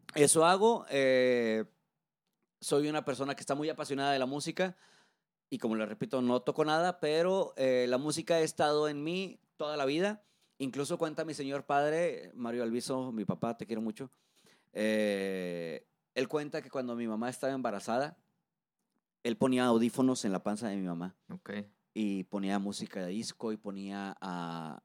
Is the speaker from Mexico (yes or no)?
yes; Monterrey, Nuevo León, Mexico; soy un locutor de Monterrey, Nuevo León, ya con más de 15 años de trayectoria.